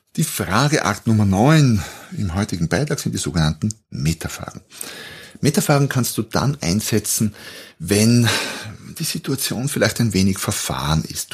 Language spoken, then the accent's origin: German; Austria; Ich bin Österreicher, da beginnt schon mal. Wir sprechen anders jetzt im Vergleich zu den deutschen oder Schweizer Hörern